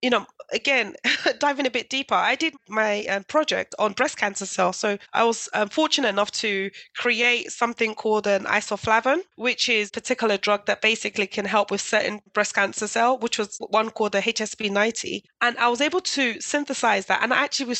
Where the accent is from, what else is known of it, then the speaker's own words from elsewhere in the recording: London, United Kingdom; I grew up in East London then. If you ever know Newham